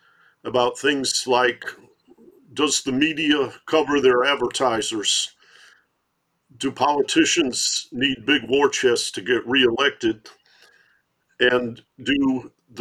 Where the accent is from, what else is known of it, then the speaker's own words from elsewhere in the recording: Detroit, Michigan, United States; I grew up in Detroit